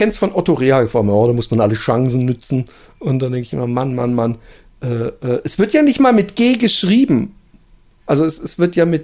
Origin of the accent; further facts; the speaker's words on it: Southern Germany, Germany; ich bin in Süddeutschland groß geworden, aber meine Eltern kommen beide nicht aus dem Süden ah, und ja. haben auch nie Dialekt gesprochen.